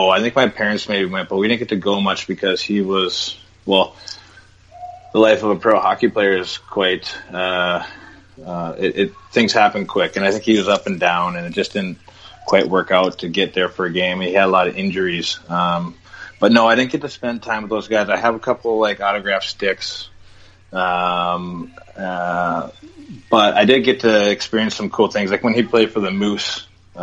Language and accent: English; Duluth, Minnesota, United States; also born or lived in Two Harbors, Minnesota; Duluth, Minnesota, where I grew up, really. Moved down there when I was five